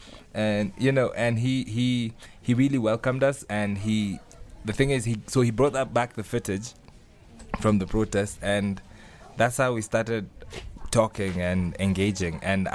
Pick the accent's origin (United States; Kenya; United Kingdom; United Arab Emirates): Kenya; from Kenya